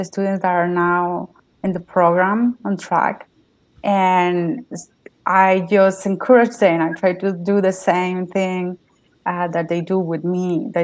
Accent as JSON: {"language": "English", "country": "Mexico", "second_language": "English", "moved": "as an adult", "lives_now": "United States", "said": "I'm from Mexico. I came to the United States in 2017"}